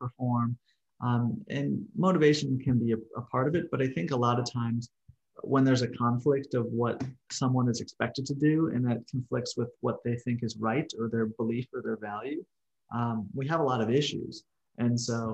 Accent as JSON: {"language": "English", "town": "Milwaukee", "region": "Wisconsin", "country": "United States", "also_born_or_lived": "Mississippi / Missouri", "moved": "yes", "lives_now": "Oklahoma City, United States", "said": "I'm originally from Milwaukee, Wisconsin, kind of smack dab in the middle of the country, but maybe a little more northern too"}